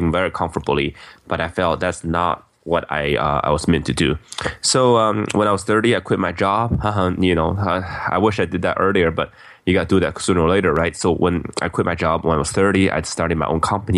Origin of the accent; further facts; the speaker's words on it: Beijing, China; now in United States; I grew up in Beijing, China